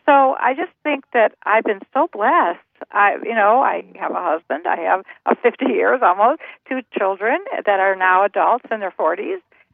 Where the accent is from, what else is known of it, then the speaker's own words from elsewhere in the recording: Cleveland, Ohio, United States; I was born in Cleveland, Ohio in 1944